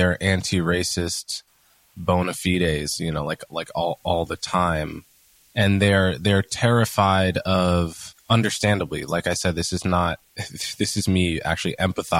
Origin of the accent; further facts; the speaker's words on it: Montclair, New Jersey, United States; I grew up in Montclair, New Jersey, in a very diverse and well-off suburb of New York.